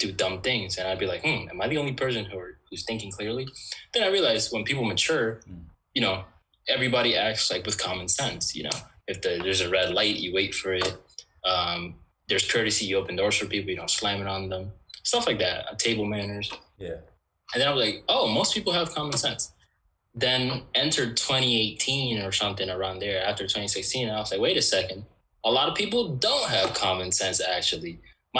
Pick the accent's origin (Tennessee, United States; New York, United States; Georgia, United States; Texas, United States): New York, United States; New York City; Growing up in New York City though, you're not really like exposed to like.